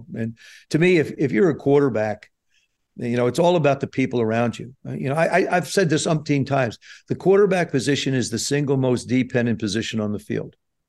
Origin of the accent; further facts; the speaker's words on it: South River, New Jersey, United States; when I was a kid growing up in South River playing high school ball.